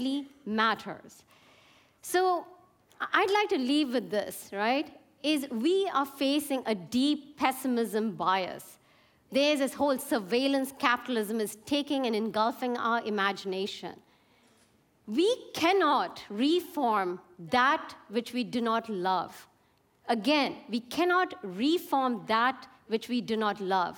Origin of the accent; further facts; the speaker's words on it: India; I come from India